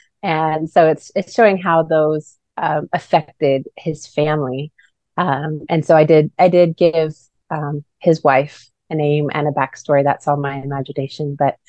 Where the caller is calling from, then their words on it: Globe, Arizona, United States; I'm calling in from Globe, Arizona.